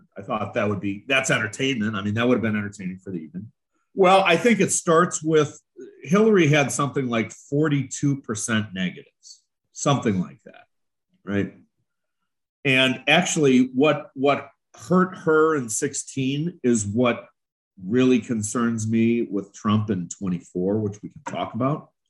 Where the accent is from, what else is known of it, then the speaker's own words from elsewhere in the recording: Chicago, Illinois, United States; I'm from Chicago. I was involved in Chicago machine politics for 27 years